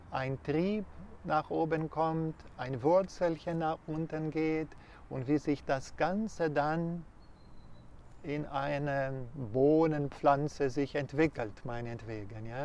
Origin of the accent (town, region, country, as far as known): Brazil; German is a second language; moved away